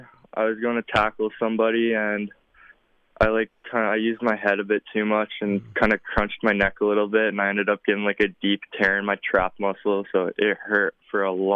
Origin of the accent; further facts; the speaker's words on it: Regina, Saskatchewan, Canada; my hometown, you know, Regina Rams